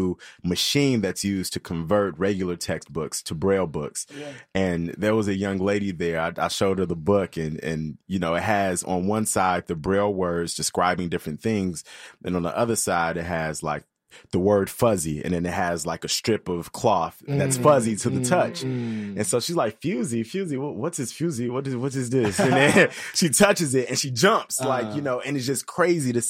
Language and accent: English; Chicago, Illinois, United States; Both my parents are from Ghana. I was born in Chicago and I'm trying to learn the language. I didn't speak it growing up.